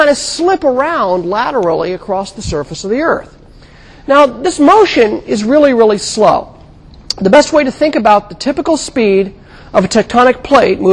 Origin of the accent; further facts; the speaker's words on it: California, United States; I grew up in California